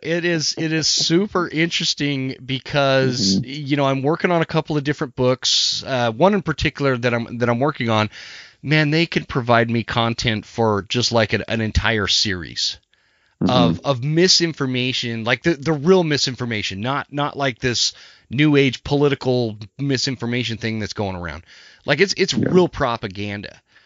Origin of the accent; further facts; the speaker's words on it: Utah, United States; I grew up in Utah where where it's all mule deer